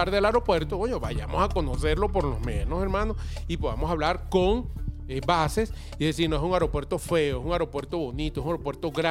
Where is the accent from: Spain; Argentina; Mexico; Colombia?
Mexico; also born or lived in Venezuela; Yo soy mexicano nacido en Venezuela.